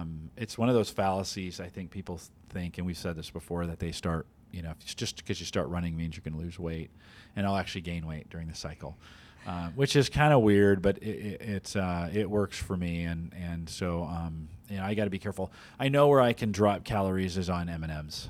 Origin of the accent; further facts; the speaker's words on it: the Bay Area, California, United States; moved away; I grew up in the Bay Area